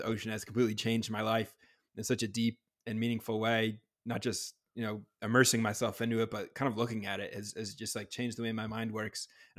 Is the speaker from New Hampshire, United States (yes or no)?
yes; New Hampshire, United States; I am from New Hampshire myself